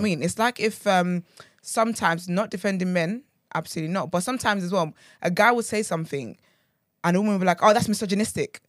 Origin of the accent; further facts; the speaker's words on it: Nigeria; I'm, I'm proudly Nigerian